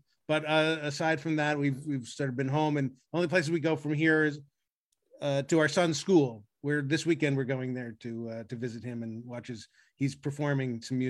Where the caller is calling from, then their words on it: Brentwood, California, United States; I'm greeting you from Brentwood, California